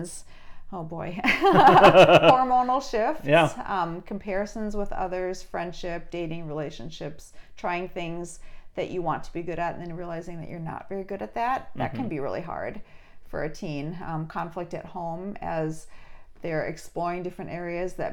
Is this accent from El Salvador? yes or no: no; Duluth, Minnesota, United States; I grew up in Duluth